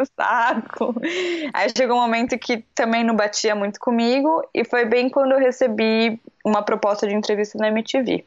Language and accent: Portuguese; Santos, São Paulo, Brazil; moved away as an adult; now in England; eu sou de Santos